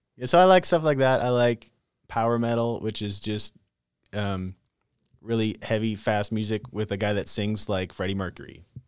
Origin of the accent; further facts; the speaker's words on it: North Dakota, United States; moved away as an adult; now in Texas, United States; I grew up in North Dakota. Moved to Texas when I was twenty-four